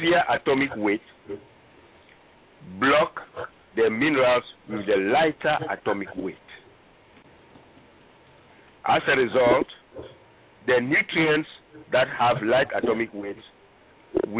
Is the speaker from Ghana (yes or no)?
yes; Ghana; now in United States; I am from Ghana originally, West Africa.